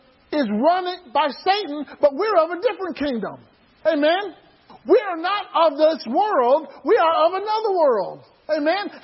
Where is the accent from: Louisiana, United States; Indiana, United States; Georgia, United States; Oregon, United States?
Georgia, United States; Atlanta; my hometown in Atlanta, Georgia